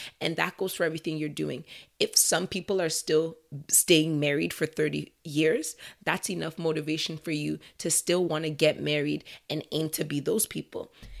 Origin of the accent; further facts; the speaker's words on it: Nigeria; so I'm Nigerian Canadian. I think you guys know that already.